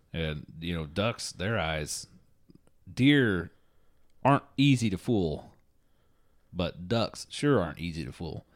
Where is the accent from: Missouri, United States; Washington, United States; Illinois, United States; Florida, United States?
Florida, United States; I'm from Florida